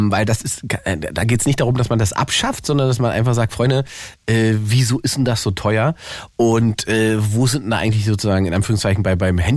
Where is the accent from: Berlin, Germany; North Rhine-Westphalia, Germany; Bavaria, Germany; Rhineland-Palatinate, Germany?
North Rhine-Westphalia, Germany; Cologne; Hallo Ingmar, ich bin aus Köln. Aus Köln